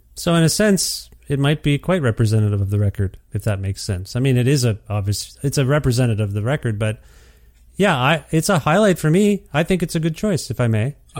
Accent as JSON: {"language": "English", "country": "Canada", "said": "I'm Canadian"}